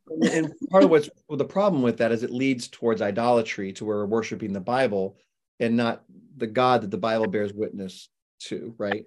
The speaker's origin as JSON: {"language": "English", "region": "Florida", "country": "United States", "tie": "born or raised there", "also_born_or_lived": "Lubbock, Texas", "said": "I'm a Floridian. I've lived in Florida for forty-five years, but, um, I was born in Texas"}